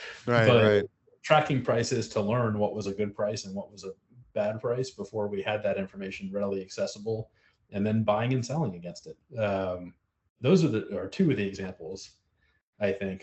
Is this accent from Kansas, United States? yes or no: no; South Florida, United States; I grew up mostly in South Florida